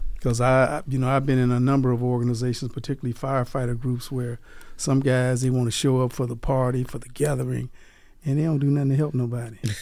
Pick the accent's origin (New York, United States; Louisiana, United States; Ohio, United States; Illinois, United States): Louisiana, United States; Delhi; now in Las Vegas, United States; I'm from Delhi, Louisiana.